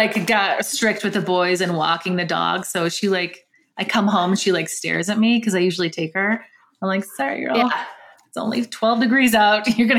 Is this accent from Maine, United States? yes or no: no; Michigan, United States; now in Colorado, United States; I'm from Michigan and it's like the grayest state in the entire US